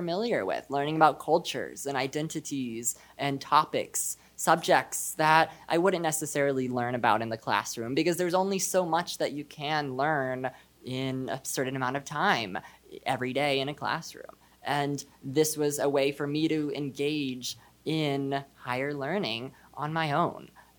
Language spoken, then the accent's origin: English; Texas, United States; I am a student from Texas. I'm Jewish, and I am non-binary.